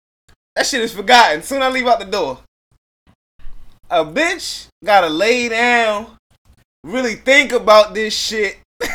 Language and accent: English; Philadelphia, Pennsylvania, United States; And when she wound up finding out I was from Philly, she was from Philly.